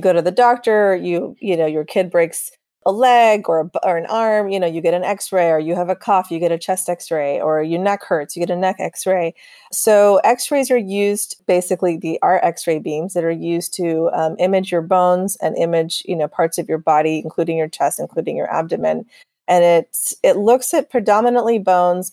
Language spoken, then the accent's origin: English; Texas, United States; also born or lived in overseas; I was born overseas, but I grew up in Texas, so I consider myself a Texan